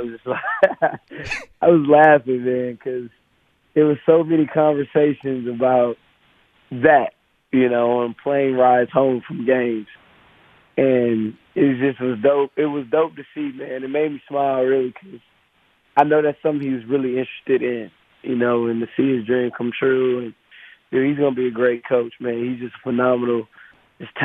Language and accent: English; Wisconsin, United States; I'm from Wisconsin